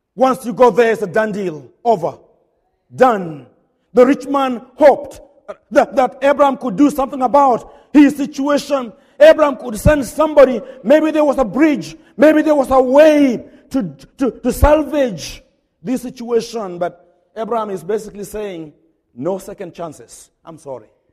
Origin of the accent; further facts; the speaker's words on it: Kenya; now in Hodgenville, United States; I'm a Kenyan